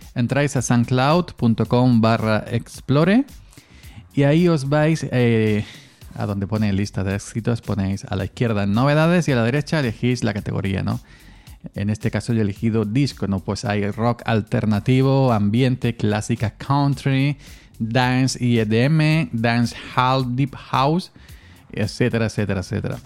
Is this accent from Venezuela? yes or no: no; Córdoba, Andalusia, Spain; Aquí en mi pueblo de, Córdoba